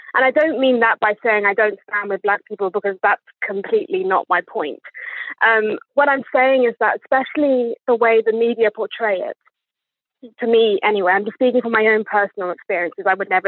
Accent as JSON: {"language": "English", "region": "England", "country": "United Kingdom", "accent": "posh", "said": "as you can hear from my accent, I was definitely born here because I would not pretend to have this accent if I wasn't from here. I sound like a posh twat, in my opinion."}